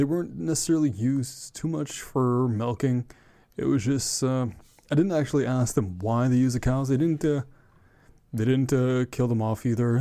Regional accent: Ottawa, Ontario, Canada; I am from Ottawa, Ontario, Canada

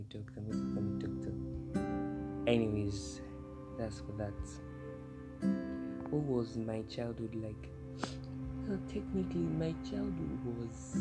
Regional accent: Kogi, Nigeria; I am from Kogi State, Kababunu local government to be specific, Kababunu local government, Kogi State, Nigeria

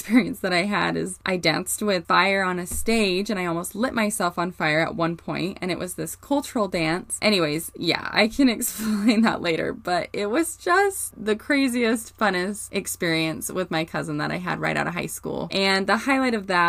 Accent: Morgan, Utah, United States; I grew up in Morgan, Utah

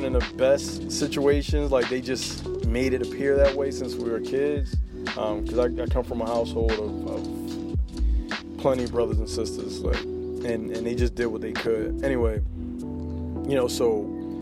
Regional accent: Philadelphia, Pennsylvania, United States; I'm from North Philly. I rep Philly all day long

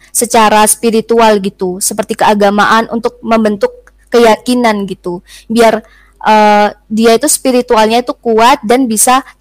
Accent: Malang, East Java, Indonesia; Cuman aku lebih taunya tuh dari itu sih dari berita-berita yang memang ada di kota aku gitu. Apalagi di kota Malang.

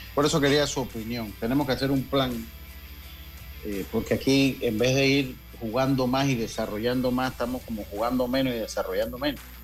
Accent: Panama; also born or lived in Santo Domingo; Yo soy de los panameños

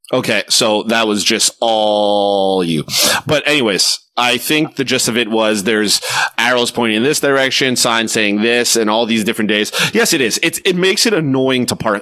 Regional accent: Quebec, Canada; I don't consider myself a Quebecer, even though I'm from Quebec. As a Canadian

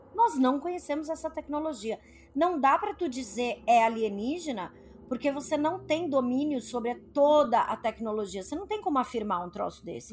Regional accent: Brazil; a gente é brasileiro

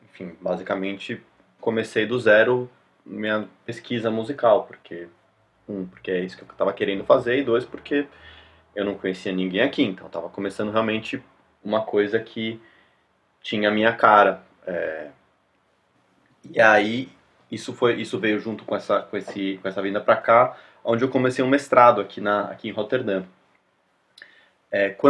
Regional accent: São Paulo, Brazil; moved away as an adult; now in Europe; Então, é, eu morei minha vida toda em São Paulo

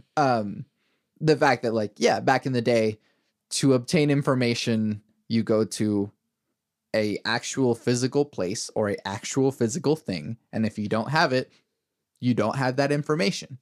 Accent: Venezuela; moved away; I'm from Venezuela, my family's from Venezuela

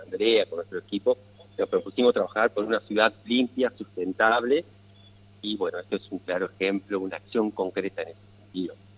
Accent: Paraná, Entre Ríos, Argentina; yo nací en Paraná, hice la escuela primaria en Paraná, eh, hice la secundaria, la escuela aquí en Paraná

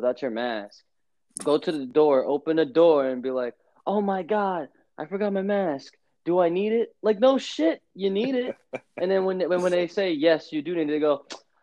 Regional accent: New York, United States; you're from New York. Mm-hmm. Yeah, I am

